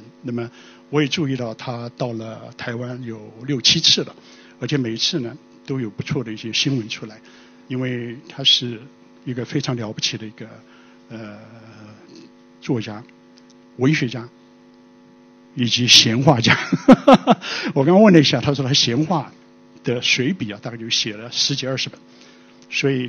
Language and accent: Chinese; China; 实际上是我们中国人的一个成语里面的，叫做整流漱石